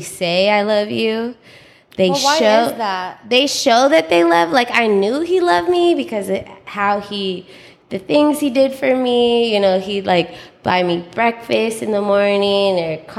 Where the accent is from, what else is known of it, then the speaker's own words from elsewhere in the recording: San Francisco, California, United States; I was born in San Francisco.